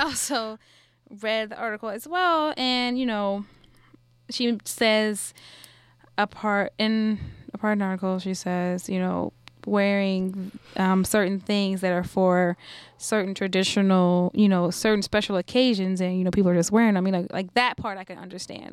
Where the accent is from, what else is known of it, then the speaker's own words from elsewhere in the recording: New Orleans, Louisiana, United States; I'm from New Orleans